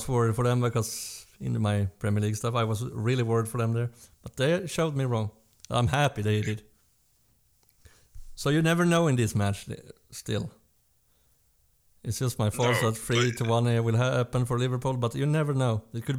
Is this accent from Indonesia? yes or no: no; Sweden; we're from Sweden